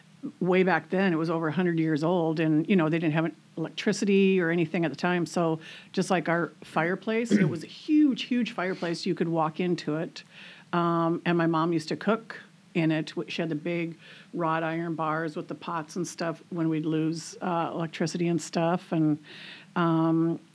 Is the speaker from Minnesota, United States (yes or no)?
yes; Minnesota, United States; moved away as an adult; also born or lived in Hudson, Wisconsin / Arizona; now in Camano Island, United States; I was born in Minnesota. Then we moved to Hudson, Wisconsin. And my mom and dad bought the old Wells Fargo Pony Express Hotel, which was really cool growing up there